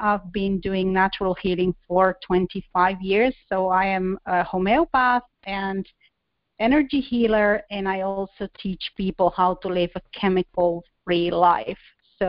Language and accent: English; Spain; first language Spanish; English is a second language; moved away as an adult; now in Finland; I'm originally from Southern Europe, from Spain, but I live in Finland, and where my husband is from. So I'm like 4,000 kilometers away from my home, and I've been abroad for 24 years